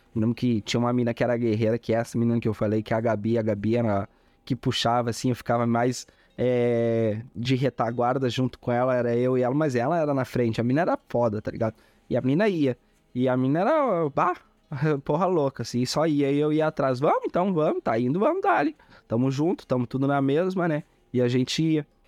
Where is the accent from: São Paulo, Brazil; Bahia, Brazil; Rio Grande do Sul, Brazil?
Rio Grande do Sul, Brazil; Eldorado do Sul; also born or lived in Belém, Pará / Uruguaiana; vim de Belém do Pará muito cedo, é, fui. Logo em seguida a gente foi morar em Uruguaiana e minha família residiu em Uruguaiana durante um ano, dois anos ali. Eu tinha quatro a seis a cinco anos e meio, seis anos, a qual eu venho transferir. Acaba, acabamos de mudança, né? Viemos morar em na região metropolitana de Porto Alegre, Eldorado do Sul